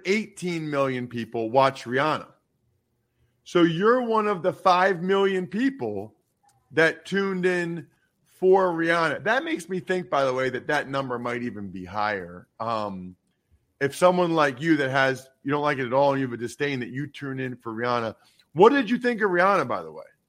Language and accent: English; Pennsylvania, United States; growing up in Pennsylvania